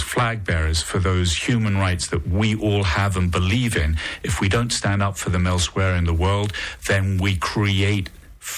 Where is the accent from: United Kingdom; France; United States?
United Kingdom; now in Monaco; I've become Monegasque. I'm not sure if I can still be called British.